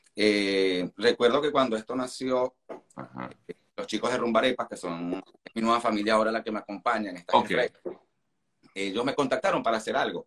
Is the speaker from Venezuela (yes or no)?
yes; Venezuela; now in Argentina; como el venezolano, estamos acostumbrados a vivir rodeados de extranjeros